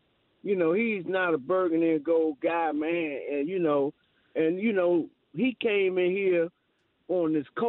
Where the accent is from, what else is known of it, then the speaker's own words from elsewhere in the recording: Washington, District of Columbia, United States; born there; I was born in Washington, D.C., you know, so, you know, I remember a whole lot about this organization